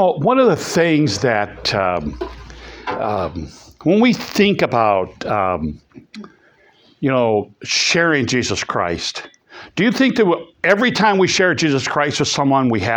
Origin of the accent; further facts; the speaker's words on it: East Peoria, Illinois, United States; I grew up in East Peoria